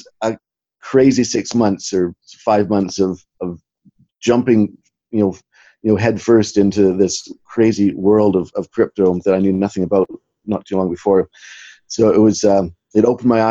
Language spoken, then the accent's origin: English; Western Canada, Canada; moved away as an adult; now in Scotland, United Kingdom; I came from originally from Canada, Western Canada, but I put on a backpack about 20 years ago. Ended up in Scotland about 18 years ago